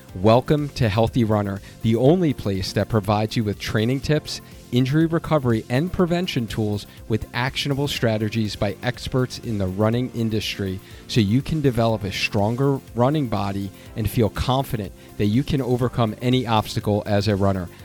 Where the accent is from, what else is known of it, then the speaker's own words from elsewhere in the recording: Long Island, New York, United States; I grew up on Long Island, New York